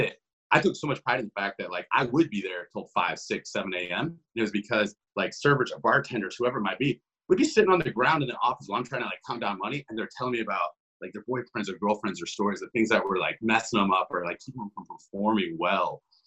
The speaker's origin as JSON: {"language": "English", "region": "Ohio", "country": "United States", "tie": "born or raised there", "also_born_or_lived": "Columbus, Ohio", "said": "I'm from Ohio. I'm born and raised here. I've been here my entire life."}